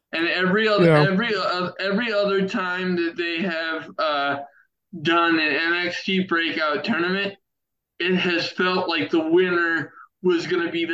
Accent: Baltimore, Maryland, United States; that's my hometown

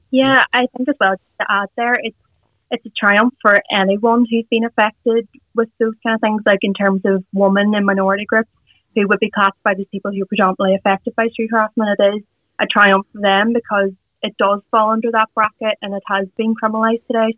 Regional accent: Derry, Northern Ireland, United Kingdom; we're both from Derry we actually went to the same nursery school, the same primary school, the same secondary school

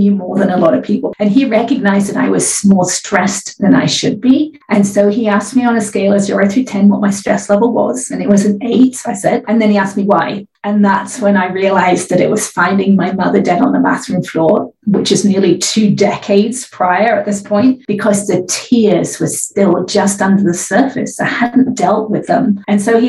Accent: England, United Kingdom; now in California, United States; I live in California now. I'm originally from England

